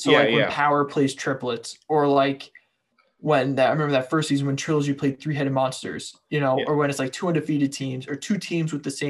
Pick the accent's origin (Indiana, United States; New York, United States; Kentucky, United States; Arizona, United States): Arizona, United States; Tucson; I was born and raised in Tucson, Arizona.